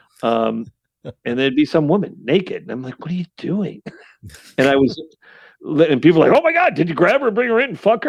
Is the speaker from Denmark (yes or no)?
no; Saratoga Springs, New York, United States; growing up in Saratoga Springs, New York.